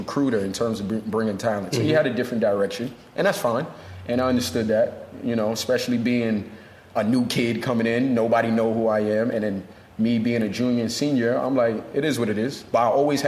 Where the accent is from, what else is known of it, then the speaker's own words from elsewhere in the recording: New York City, New York, United States; also born or lived in Brooklyn / Elmont, New York; Born in Brooklyn, but raised in Far Rockaway. Till about, I'd say, seventh grade, that's when I moved to Elmont.